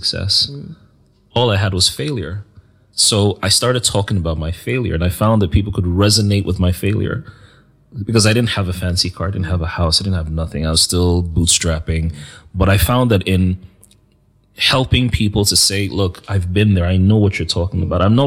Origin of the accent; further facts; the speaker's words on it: Nigeria; as a Nigerian, as Christian